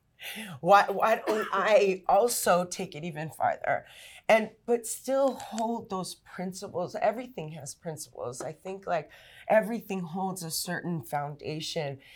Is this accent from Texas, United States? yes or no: no; Los Angeles, California, United States; also born or lived in La Puente, California; I grew up in East Los and my parents were also from here